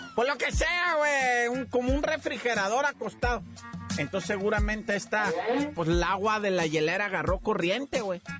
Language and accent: Spanish; Oaxaca, Mexico; Somos cañones los de Oaxaca